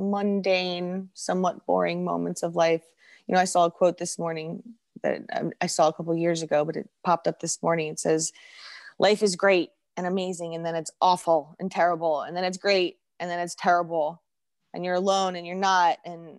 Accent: England, United Kingdom; born there; now in United States; So I was born in England.

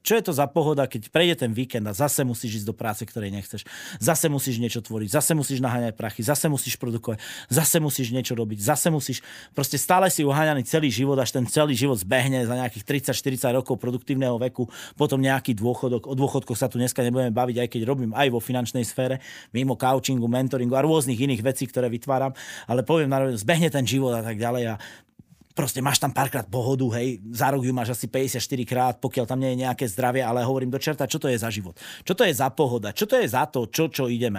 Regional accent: eastern Slovakia, Slovakia; also born or lived in Bratislava / Prague; som z Blava východ

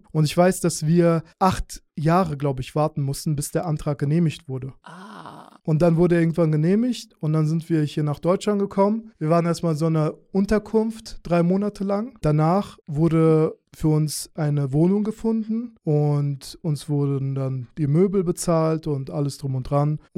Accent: Azerbaijan; now in Germany; Und ich komme ursprünglich aus Aserbaidschan, aber ich habe jüdische Wurzeln. Deswegen wurden wir dann eingeladen und sind quasi jüdische Migranten.

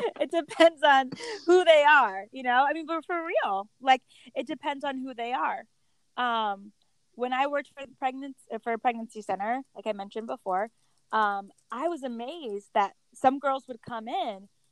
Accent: Connecticut, United States; I grew up in Connecticut.

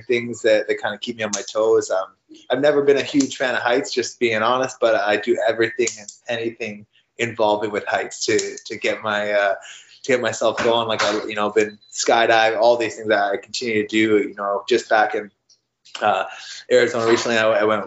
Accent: Canada; I'm a Canadian

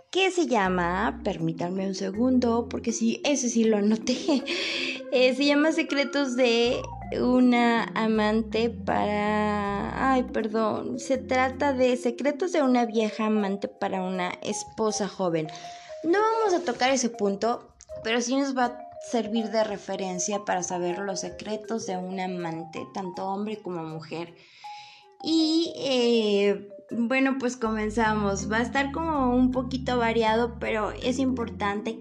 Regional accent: Lagos de Moreno, Jalisco, Mexico; born or raised there; moved away

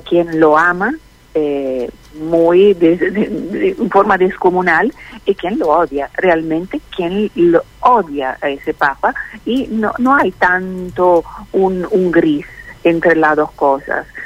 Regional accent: Milan, Lombardy, Italy; Spanish is a second language; moved away as an adult; also born or lived in Bergamo; now in Argentina; Soy italiana, soy de Milán, Bérgamo, Milán

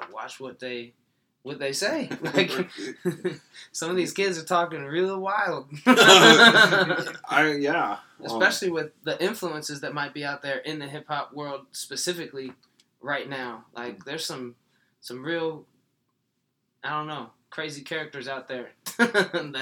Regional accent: Iowa, United States; also born or lived in Trenton, New Jersey; I'm from Iowa. I was born in Trenton, New Jersey. My father is black and my mother is white and they were never together. So after about 3 years, they split. My mom moved myself to Iowa

